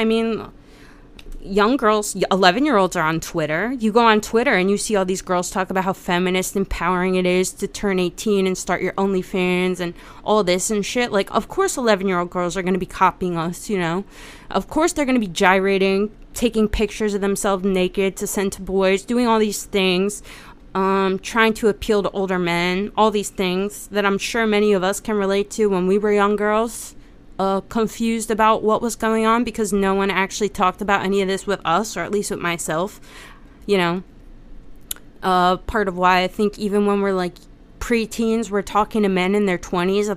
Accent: United States; especially as an American

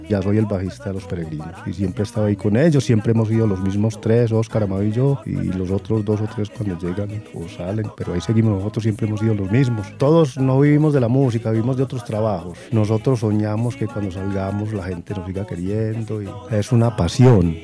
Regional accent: San Pedro de los Milagros, Antioquia, Colombia; Soy de la Vera la Cuchilla, vivo con mi esposa

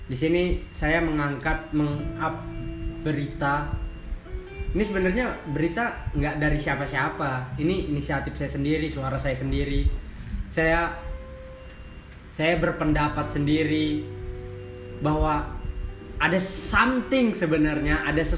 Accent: Penajam Paser Utara, East Kalimantan, Indonesia; Saya asli dari Penajam Pasir Utara.

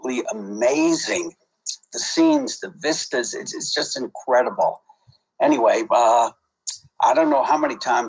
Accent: New York City, New York, United States; I grew up in Brownsville, which is a real crappy area in Brooklyn, New York

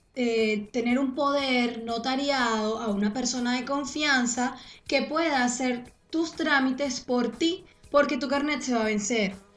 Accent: Venezuela; moved away as an adult; yo me fui de Venezuela cuando yo tenía como 23

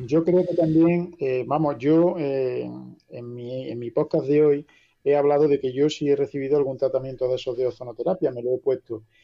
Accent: La Carolina, Andalusia, Spain

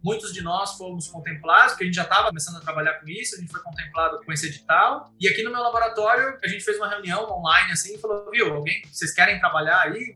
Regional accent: Santo André, São Paulo, Brazil; moved away as an adult; also born or lived in São Bernardo do Campo / Germany / Cambridge, United Kingdom; now in Campinas, Brazil; eu nasci em Santo André

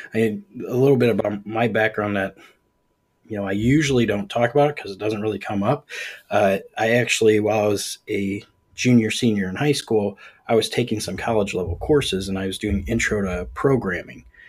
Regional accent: Ohio, United States; I'm from Ohio

